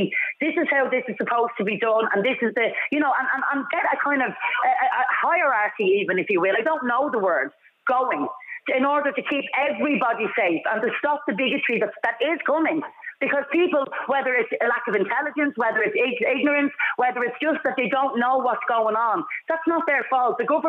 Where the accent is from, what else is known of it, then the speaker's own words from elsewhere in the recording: Ireland; I'm Irish born and bred myself. I've been from pillar to post the last 10 years.